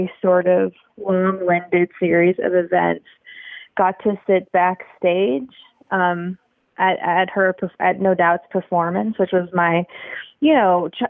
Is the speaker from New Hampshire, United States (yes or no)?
no; Portland, Oregon, United States; Portland, Oregon. We don't have a football team